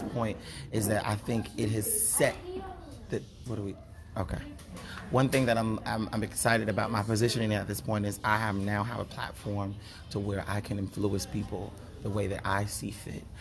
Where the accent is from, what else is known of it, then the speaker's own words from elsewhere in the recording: Chicago, Illinois, United States; moved away; also born or lived in Tennessee; I'm born and raised in Chicago, and I moved to Tennessee